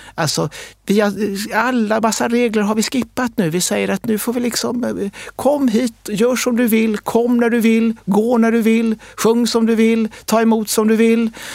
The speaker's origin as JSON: {"language": "Swedish", "country": "Sweden", "said": "vi är svenskar"}